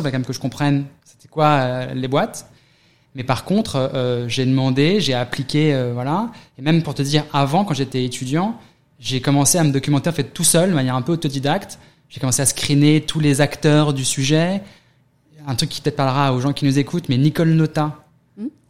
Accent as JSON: {"language": "French", "area": "near Paris", "region": "Île-de-France", "country": "France", "tie": "born or raised there", "also_born_or_lived": "London, United Kingdom", "moved": "as an adult", "lives_now": "New York, United States", "said": "41 ans, né à côté de Paris, quelques années à Londres, à New York depuis 7 ans"}